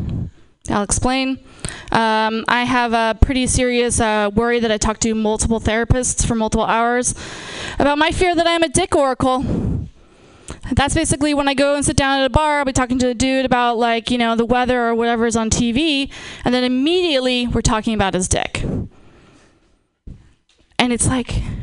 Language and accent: English; Napa, California, United States; I'm from, born and raised in Napa.